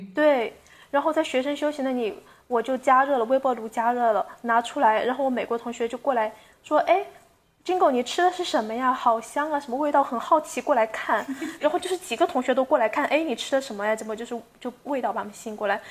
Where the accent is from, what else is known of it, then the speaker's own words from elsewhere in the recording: China; also born or lived in United States; 我们嗯。中国人有些习惯是饭后喝茶